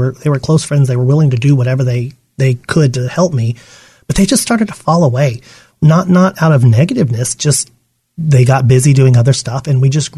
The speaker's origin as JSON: {"language": "English", "town": "Yuma", "region": "Arizona", "country": "United States", "tie": "born or raised there", "said": "I grew up in Yuma, Arizona."}